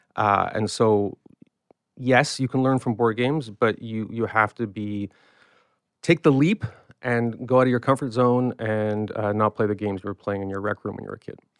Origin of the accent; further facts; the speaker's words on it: Canada; I'm a Canadian